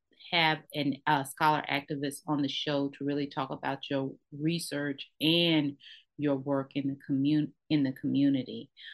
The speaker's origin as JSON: {"language": "English", "town": "Brownwood", "region": "Texas", "country": "United States", "said": "I'm from Brownwood, Texas, which is not too far from San Angelo."}